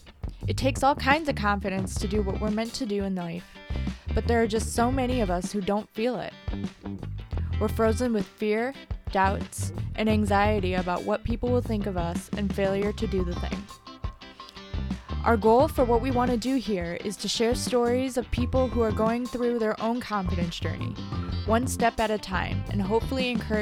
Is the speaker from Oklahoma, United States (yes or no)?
no; Lansing, Michigan, United States; born or raised there